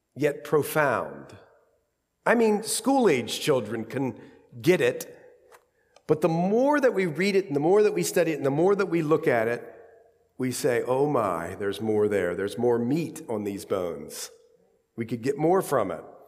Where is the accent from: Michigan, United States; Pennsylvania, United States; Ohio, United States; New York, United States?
Ohio, United States; accent: Ohio; my Ohio accent